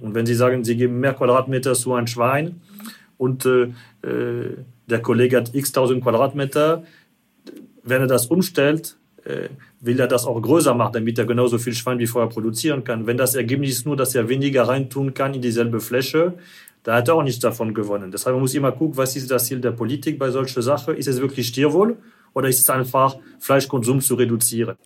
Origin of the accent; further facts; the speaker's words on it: France; German is a second language; now in Germany; ich als Franzose